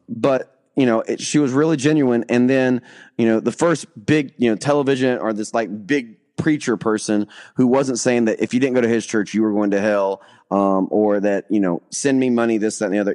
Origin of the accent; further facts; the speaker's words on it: the South, United States; also born or lived in Alabama / Florida; now in Kentucky, United States; I'm from the South